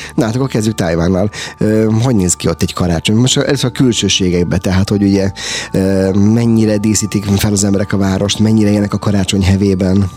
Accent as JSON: {"language": "Hungarian", "country": "Hungary", "said": "mi magyarok"}